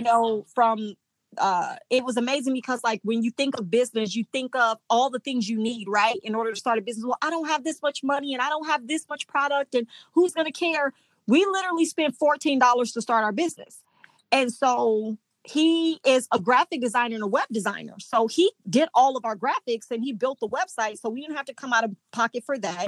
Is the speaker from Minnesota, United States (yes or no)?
no; Indiana, United States; moved away as an adult; now in Mississippi, United States; we went back home to Indiana where I'm from